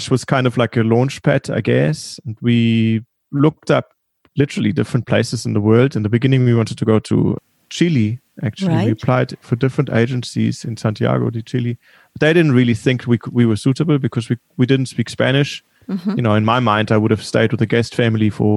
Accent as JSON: {"language": "English", "town": "Munich", "region": "Bavaria", "country": "Germany", "tie": "born or raised there", "also_born_or_lived": "California", "accent": "German", "moved": "yes", "lives_now": "Cape Town, South Africa", "said": "I was born in Munich and I grew up in Munich."}